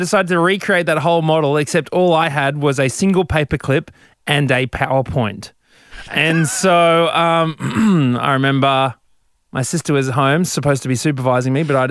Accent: Brisbane, Queensland, Australia; I'm from Brizzy

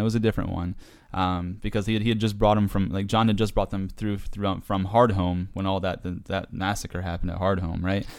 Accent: New York, United States; up north, I'm from New York

